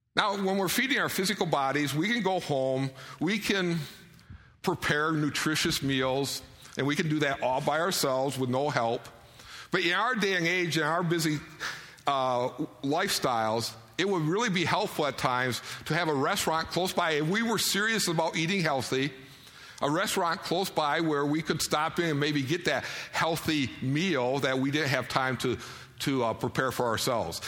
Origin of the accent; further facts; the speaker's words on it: Detroit, Michigan, United States; now in Idaho, United States; I grew up around Detroit